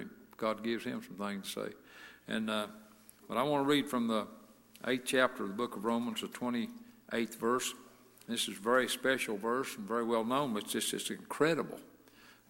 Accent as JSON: {"language": "English", "town": "Lima", "country": "United States", "tie": "born or raised there", "said": "Rodney and I and Denny Hunter and Jerry Smith, four of us, we grew up together in Lima Missionary Baptist Church"}